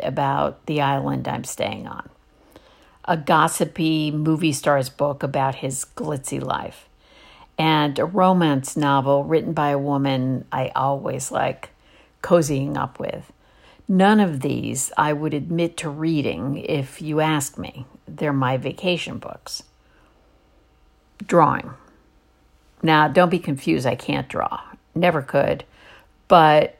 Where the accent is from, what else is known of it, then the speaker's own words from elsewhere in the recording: East Coast, United States; I grew up on the East Coast